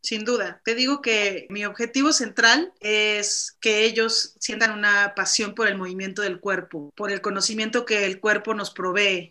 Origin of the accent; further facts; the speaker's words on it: Mexico City, Mexico; llegué a la selección del Distrito Federal en algún momento, fui seleccionada del DF